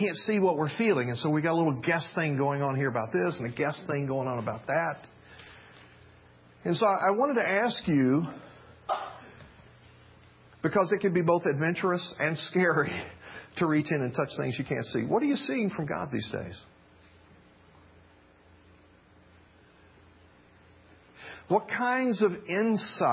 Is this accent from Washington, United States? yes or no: no; Memphis, Tennessee, United States; I grew up in Memphis, Tennessee